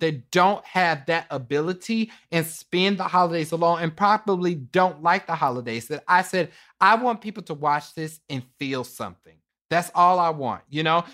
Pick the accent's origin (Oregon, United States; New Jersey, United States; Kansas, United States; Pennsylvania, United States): Kansas, United States; Kansas City; I'm from Kansas City, Kansas, Wanda County